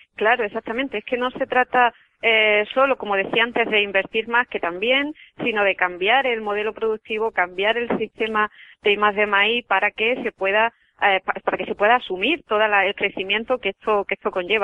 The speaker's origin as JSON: {"language": "Spanish", "region": "Andalusia", "country": "Spain", "said": "soy mujer y además soy andaluza"}